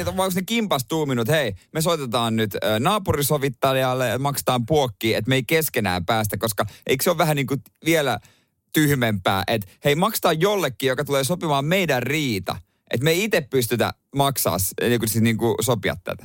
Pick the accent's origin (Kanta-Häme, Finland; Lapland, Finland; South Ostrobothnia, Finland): South Ostrobothnia, Finland; Seinäjoki; moved away; kotikonnuilla seinäjoella